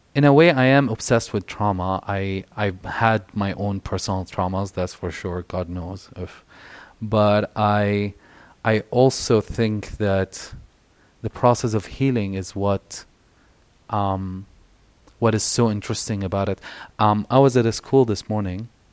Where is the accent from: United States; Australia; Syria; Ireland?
Syria; moved away; also born or lived in Egypt; as queer folks growing up in Syria, living in, in Egypt